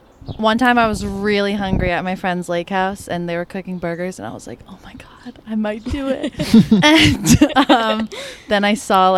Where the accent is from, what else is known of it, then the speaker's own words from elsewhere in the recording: Londonderry, New Hampshire, United States; now in Manchester, United States; I'm from Londonderry, which is like 20 minutes away.